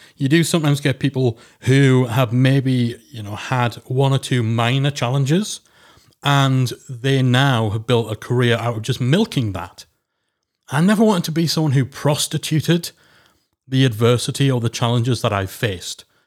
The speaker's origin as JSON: {"language": "English", "area": "Geordie", "region": "North East England", "country": "United Kingdom", "said": "I'm a northerner. I'm a Geordie."}